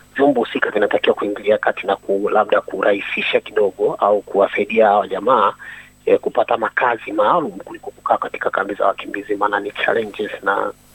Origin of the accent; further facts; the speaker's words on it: Dar es Salaam, Tanzania; moved away as an adult; also born or lived in Musoma, Mara, Tanzania; now in South Australia, Australia; ni mwenyeji wa Dar es Salaam Tanzania, ambapo ni mwenye asili ya Mara Msoma, lakini uh, natokea Tanzania